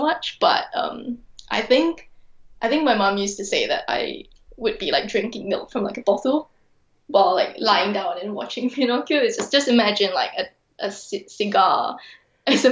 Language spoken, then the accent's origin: English; Kuala Lumpur, Federal Territory of Kuala Lumpur, Malaysia; now in London, United Kingdom; I'm originally from Kuala Lumpur, Malaysia. I'm currently based in London